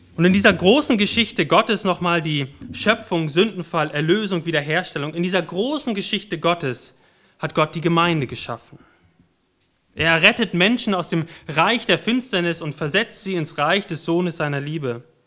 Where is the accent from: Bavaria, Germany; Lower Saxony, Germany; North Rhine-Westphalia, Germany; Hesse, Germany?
North Rhine-Westphalia, Germany; Warendorf; moved away; Ich bin in Warndorf geboren und in Warndorf aufgewachsen